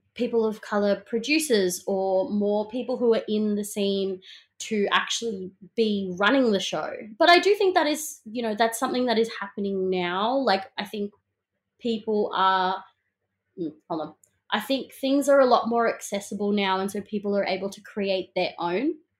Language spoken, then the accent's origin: English; Melbourne, Victoria, Australia; I'm such a proud, um, Melbournian kid. You know, I grew up in the South East suburbs